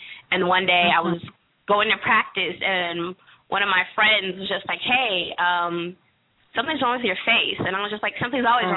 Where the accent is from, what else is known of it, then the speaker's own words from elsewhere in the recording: the Valley of California, United States; now in Washington, D.C., United States; I grew up in the Valley of California